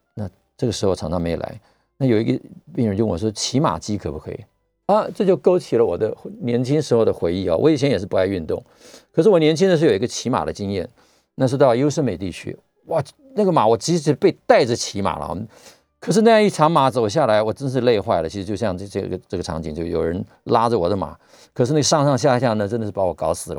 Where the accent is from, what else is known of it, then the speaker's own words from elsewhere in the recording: Taiwan; 我们台湾人